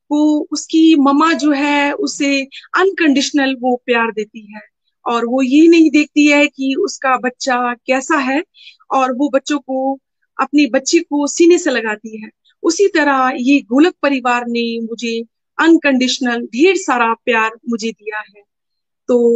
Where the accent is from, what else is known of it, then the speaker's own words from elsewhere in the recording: Dehradun, Uttarakhand, India; मैं देहरादून से हूँ और बचपन से ही डिवोशनल परिवार में मैं जन्मी